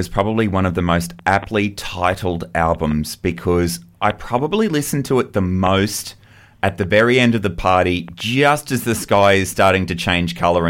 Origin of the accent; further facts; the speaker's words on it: Brisbane, Queensland, Australia; because I'm from Brisbane, but we're at horse shows every weekend, so I feel like I've got one foot in the city and one foot in the country.